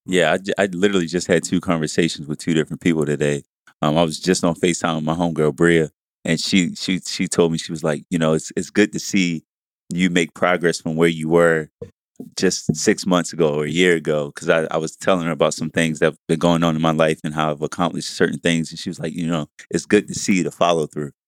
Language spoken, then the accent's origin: English; Baltimore, Maryland, United States; I'm from East Side Baltimore City